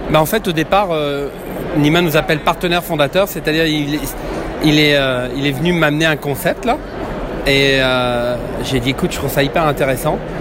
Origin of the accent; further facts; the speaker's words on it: Quebec, Canada; je suis du Québec